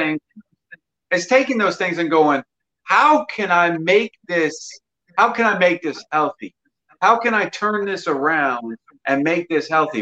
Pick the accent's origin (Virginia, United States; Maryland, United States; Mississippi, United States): Mississippi, United States; I'm from Mississippi